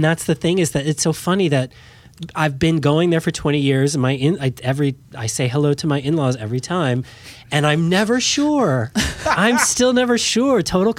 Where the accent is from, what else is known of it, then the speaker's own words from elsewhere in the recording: United States; this all filters still through me as an American, right?